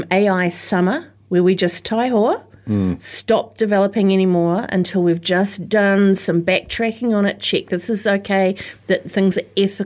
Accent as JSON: {"language": "English", "country": "New Zealand", "said": "as a Kiwi"}